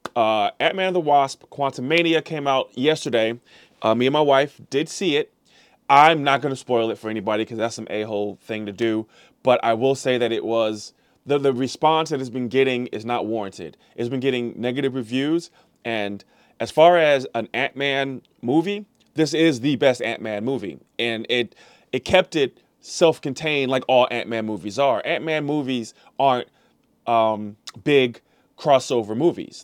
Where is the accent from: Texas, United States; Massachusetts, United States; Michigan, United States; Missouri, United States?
Missouri, United States; St. Louis; I am a Missouri guy. I'm from Saint Louis.